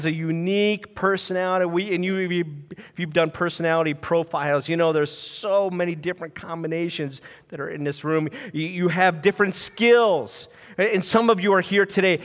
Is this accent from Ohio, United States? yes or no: yes; Ohio, United States; also born or lived in Lancaster, Pennsylvania; my parents at age 4, we moved out to Ohio, and I became a Buckeyes fan. And then I graduated from Jackson High School